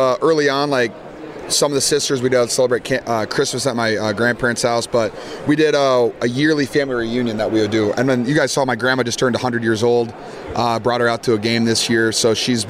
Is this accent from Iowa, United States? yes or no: yes; Iowa, United States; I'm from Iowa, man. I'm a Midwest kid.